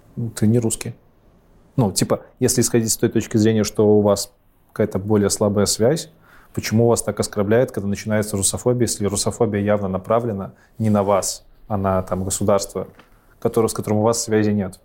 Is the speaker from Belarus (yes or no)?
yes; Belarus; У нас в Беларуси